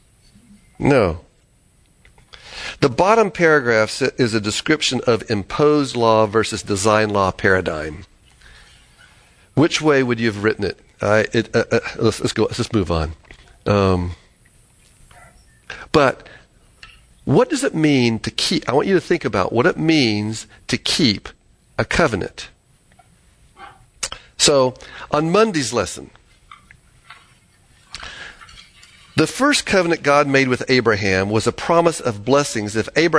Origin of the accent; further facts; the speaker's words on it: Florida, United States; I lived in Florida